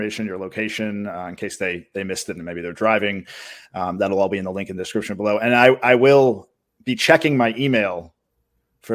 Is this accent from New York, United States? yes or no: yes; New York, United States; I'm from New York